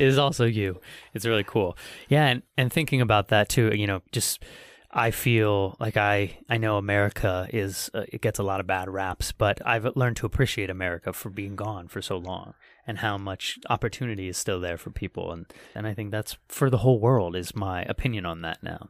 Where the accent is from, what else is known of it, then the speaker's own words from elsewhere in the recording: United States; being American